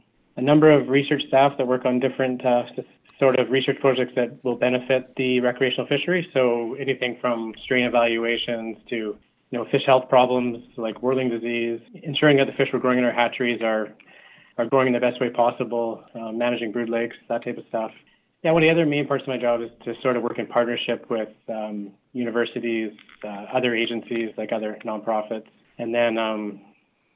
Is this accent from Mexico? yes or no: no; South Vancouver Island, British Columbia, Canada; I grew up on the South Island, Vancouver Island